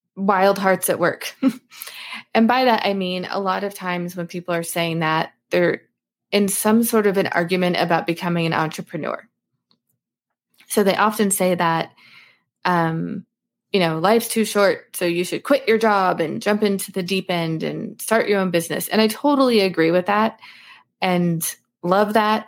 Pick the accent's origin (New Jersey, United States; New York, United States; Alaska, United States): Alaska, United States; I grew up in Alaska